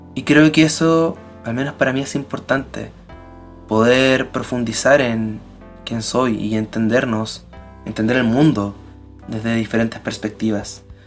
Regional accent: Chile; soy de Chile y soy sociólogo

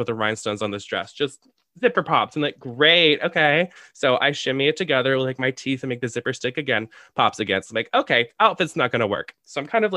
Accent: San Diego, California, United States; now in Chicago, United States; my hometown of San Diego

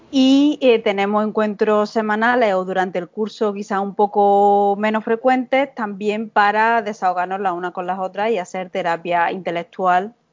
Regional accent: Córdoba, Andalusia, Spain; first language Spanish; moved away as an adult; now in United States; eh, soy originalmente de Córdoba, de Andalucía, y em, bueno, me formé como filóloga en la Universidad de Córdoba

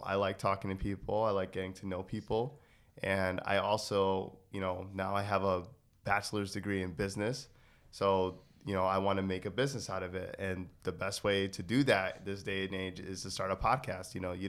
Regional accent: Connecticut, United States; I'm from Connecticut, so I don't pronounce my G's at the end of my words.

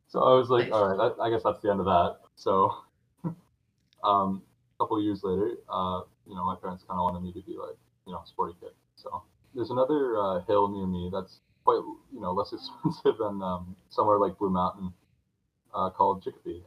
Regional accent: Canada; up in Canada

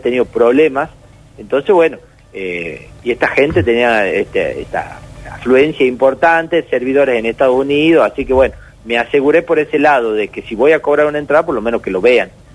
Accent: Tucumán, Argentina; somos de Tucumán

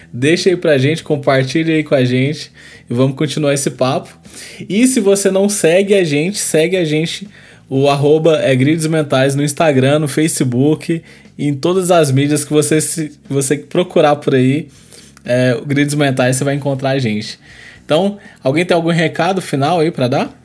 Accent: Brazil; a nossa cultura, né, como brasileiro

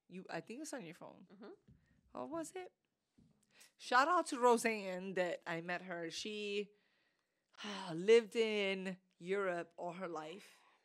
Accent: New York, United States; we're from New York.

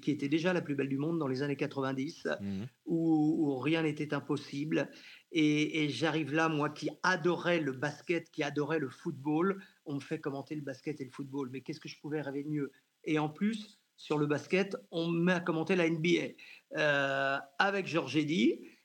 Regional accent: Janzé, Brittany, France; moved away as an adult; also born or lived in Rennes / Bordeaux; je suis originaire de Janzé, donc tout près de Rennes

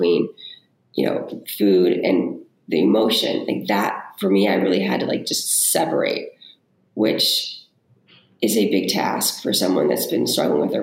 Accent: California, United States; moved away as an adult; also born or lived in New York area; growing up in California where it's a lot of like pressure to look a certain way. And then when I was in my 20s, I moved to the New York area

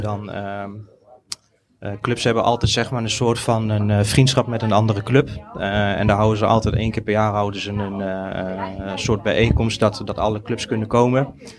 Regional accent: Deventer, Overijssel, Netherlands; ik kom uit Deventer, ik ben in het centrum opgegroeid.

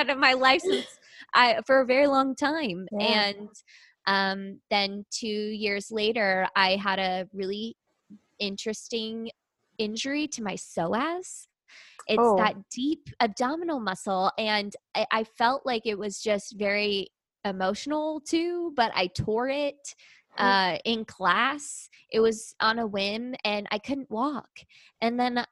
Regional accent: Southern California, United States; I grew up in Southern California

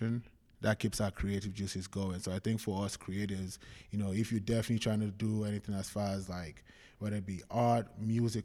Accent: Nigeria; moved away as an adult; also born or lived in London / Kansas / California; now in United States; I was born in London, grew up in Nigeria

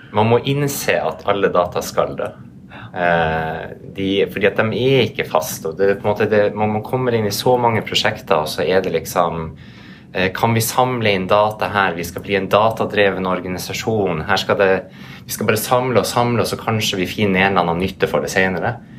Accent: Norway; vi er jo alle fra Norge

